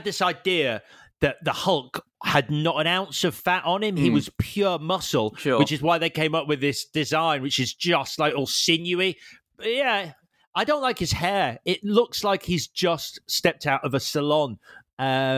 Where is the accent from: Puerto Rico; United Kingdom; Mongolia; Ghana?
United Kingdom; I am still British